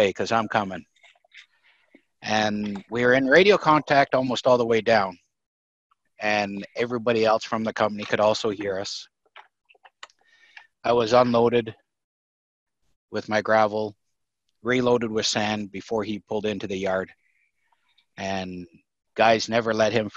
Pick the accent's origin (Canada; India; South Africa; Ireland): Canada; moved away; also born or lived in Delaware; I had a little license plate made up that said Canadian on it. And everybody, I got along with everybody. People liked my accent, which was quite different from the East Coast Delaware accent